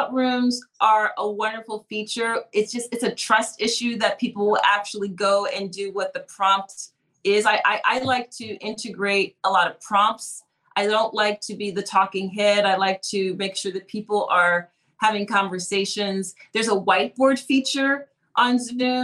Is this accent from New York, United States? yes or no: no; Philadelphia, Pennsylvania, United States; I'm from Philly, so we have a front step stoop culture